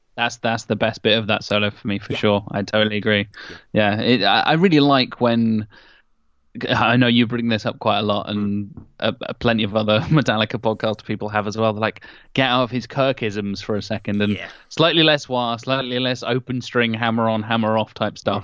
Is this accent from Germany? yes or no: no; Norwich, East of England, United Kingdom; my hometown of norwich